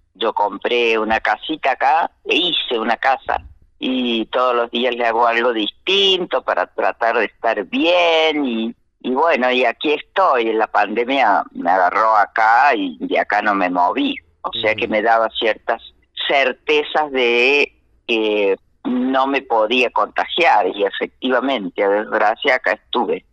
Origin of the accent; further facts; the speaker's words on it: Las Arrias, Córdoba, Argentina; also born or lived in Villa Tulumba; Nací en las Arrias, ese nombre viene de los arreos que iban de Córdoba al San Miguel del Tucumán